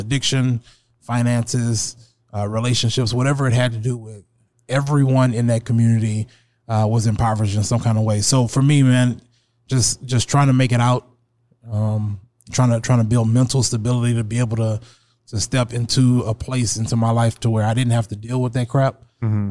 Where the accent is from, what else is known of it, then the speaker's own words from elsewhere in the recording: Alexandria, Louisiana, United States; now in Sioux Falls, United States; I'm from Alexandria, Louisiana